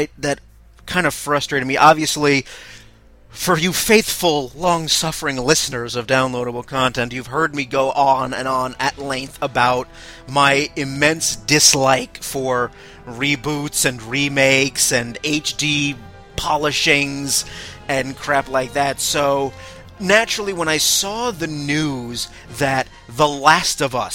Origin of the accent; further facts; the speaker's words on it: United States; As American gamers